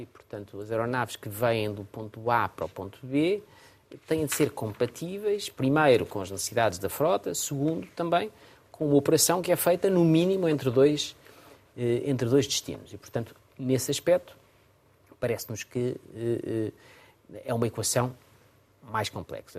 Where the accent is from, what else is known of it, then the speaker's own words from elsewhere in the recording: Portugal; como português